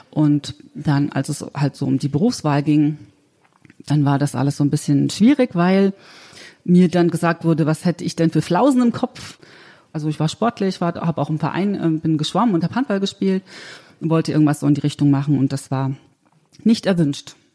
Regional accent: Thuringia, Germany; Okay, also ich bin in Ostthüringen aufgewachsen, also habe sozusagen die ganz normale DDR-Schule durchlaufen

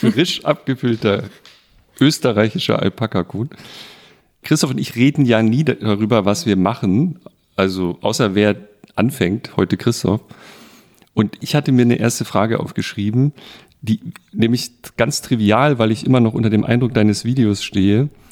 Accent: Bretten, Baden-Württemberg, Germany; meinem Geburtsort, also da, wo ich aufgewachsen bin, in Bretten in Baden

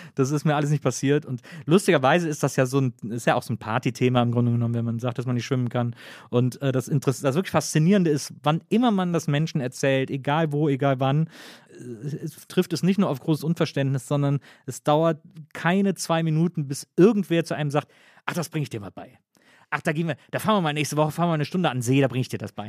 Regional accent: Wesseling, North Rhine-Westphalia, Germany; ich komme aus Wesseling, das ist zwischen Köln und Bonn

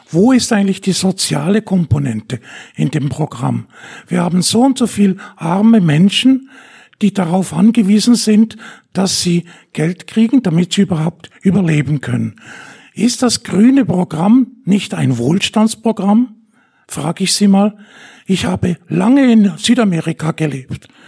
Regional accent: Zurich, Switzerland; Ähm, wir kommen aus Zürich und haben nichts mit Bern in dem Sinne zu tun, aber trotzdem eine schöne Stadt.

